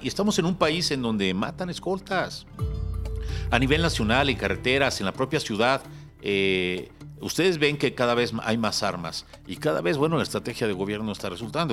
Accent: Mexico City, Mexico; Yo, yo de la Moctezuma

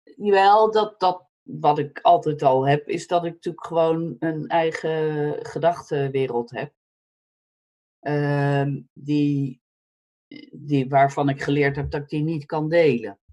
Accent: Netherlands; moved away as an adult; also born or lived in United States; als Nederlander

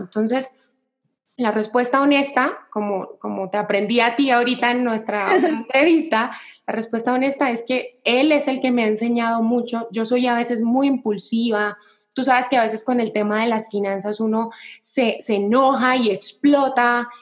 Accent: Cali, Valle del Cauca, Colombia; moved away as an adult; now in Mexico; yo soy de Colombia, de una ciudad que se llama Cali

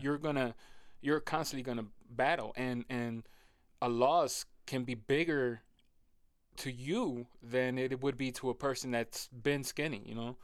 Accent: Rochester, New York, United States; I've born and raised in Rochester

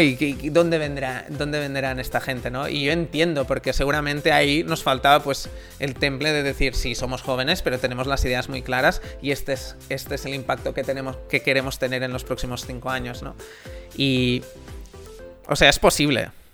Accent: Amer, Catalonia, Spain; en mi pueblo Amer, en Girona

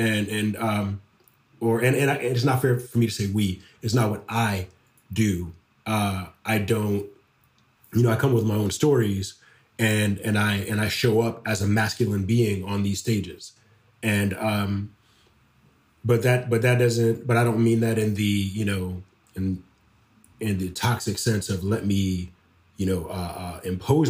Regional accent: Detroit, Michigan, United States; moved away; any Black man that I grew up with back in Detroit, when I go back home

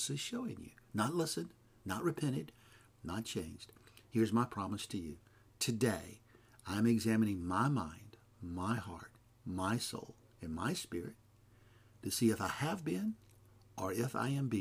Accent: McComb, Mississippi, United States; moved away; also born or lived in California; I'm from Macomb, Mississippi

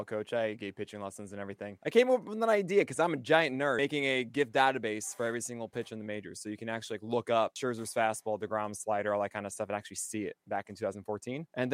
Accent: New York City, New York, United States; Born and raised a Yankee fan because I wanted to be happy in life growing up in Brooklyn

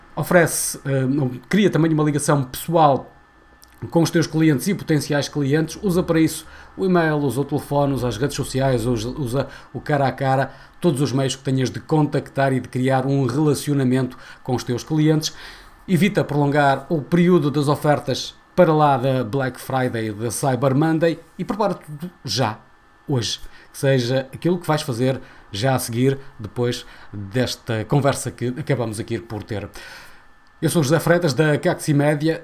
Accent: Portugal; enquanto portugueses

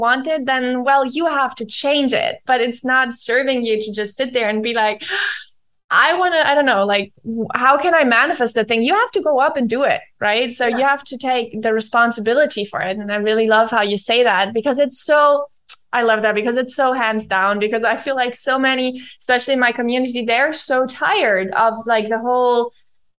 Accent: Germany; English is a second language; moved away as an adult; now in Argentina; I'm living in Argentina. I'm from Germany

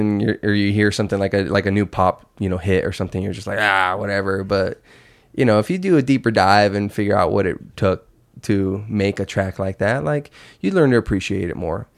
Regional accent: Yuma, Arizona, United States; moved away as an adult; also born or lived in Phoenix area, Arizona; I'm from Yuma, that's three hours away, and it's like, I've probably been home fifteen times since I moved up to the valley

